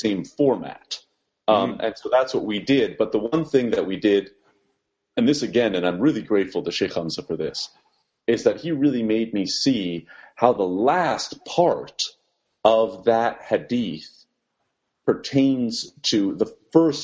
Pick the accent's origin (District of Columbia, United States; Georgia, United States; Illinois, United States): District of Columbia, United States; Washington; born and raised in Washington, D.C.